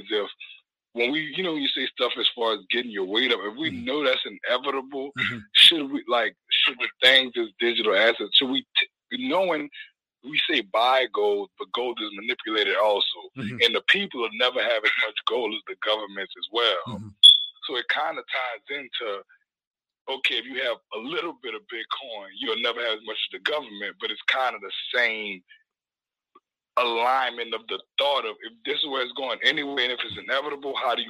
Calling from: New Orleans, Louisiana, United States; I'm calling from New Orleans.

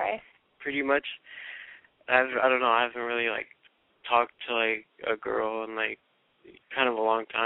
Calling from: Moreno Valley, California, United States; I'm 17, and I'm from Reno Valley.

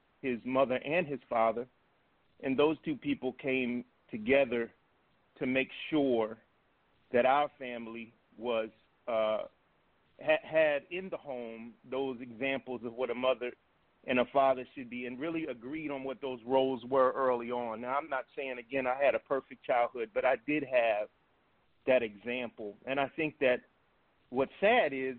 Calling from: Bowie, Maryland, United States; I'm calling from Bowie, Maryland, right outside of Washington

